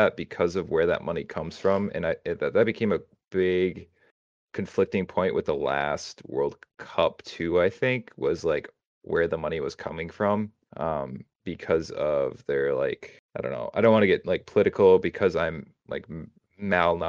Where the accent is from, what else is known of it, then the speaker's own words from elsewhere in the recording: United States; me as an American